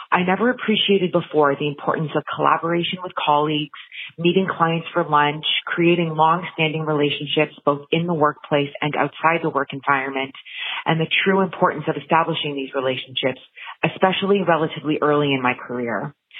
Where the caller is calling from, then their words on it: Ottawa, Ontario, Canada; I'm calling from Ottawa, Ontario, Canada